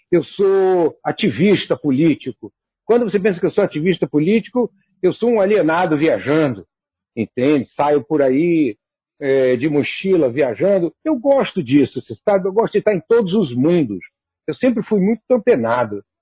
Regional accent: Rio de Janeiro, Brazil; now in Rio Grande do Norte, Brazil; Porque eu nasci na Urca.

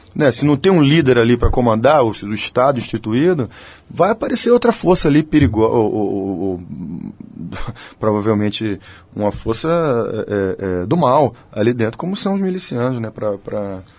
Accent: Bahia, Brazil

